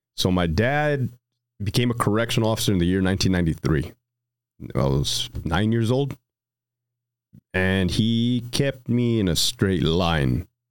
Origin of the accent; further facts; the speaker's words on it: Brawley, California, United States; also born or lived in Hanford, California; Brawley, California